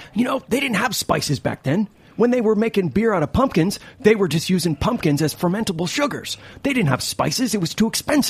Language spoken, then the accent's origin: English; Upper Peninsula of Michigan, United States; moved away; Yeah, I grew up in the Upper Peninsula of Michigan.